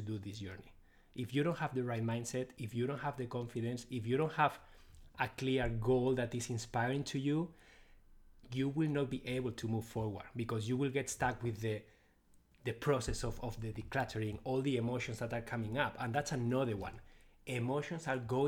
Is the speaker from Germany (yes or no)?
no; Spain; English is a second language; moved away; I'm originally from Spain, so I speak Spanish too. So you will notice my accent